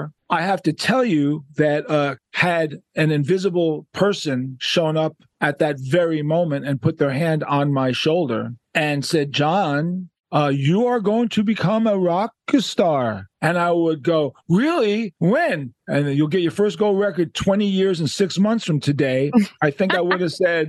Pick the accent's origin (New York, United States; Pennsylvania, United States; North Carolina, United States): New York, United States; New York City; Growing up in Manhattan, Upper West Side, Jewish kid